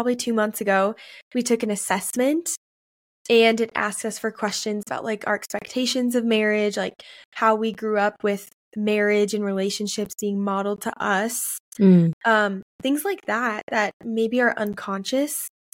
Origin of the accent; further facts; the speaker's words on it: Maple Grove, Minnesota, United States; the church I grew up in Maple Grove, Minnesota